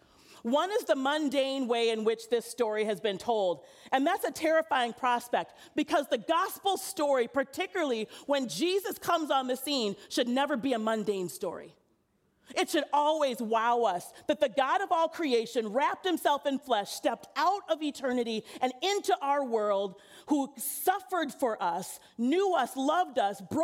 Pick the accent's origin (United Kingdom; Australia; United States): United States; St. Paul, Minnesota; I'm a native of St. Paul, born and raised in St. Paul